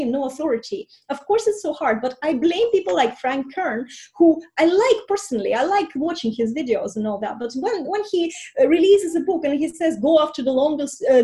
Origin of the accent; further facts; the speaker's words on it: Estonia; first language Russian; English is a second language; moved away as an adult; now in Ireland; I'm going back to Estonia, where I'm from, and that I immigrated from 20